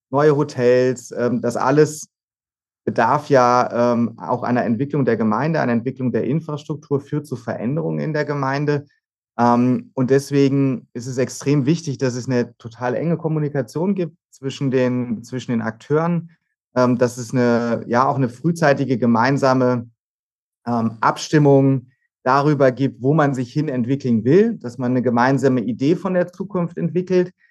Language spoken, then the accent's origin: German; Hannover, Lower Saxony, Germany; moved away as an adult; now in Freiburg, Germany; ich bin gebürtiges Nordlicht. Ich komme gar nicht ähm, äh, von Haus aus aus Südbaden, aus dem sonnigen Südbaden, sondern bin in Hannover geboren, habe da die ersten Jahre meines Lebens verbracht und bin dann ähm, zum Zivildienst und zum Studium nach Freiburg gegangen